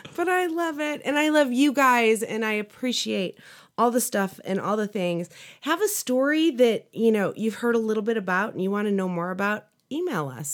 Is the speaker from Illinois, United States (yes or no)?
yes; Chicago, Illinois, United States; I grew up in the Chicagoland area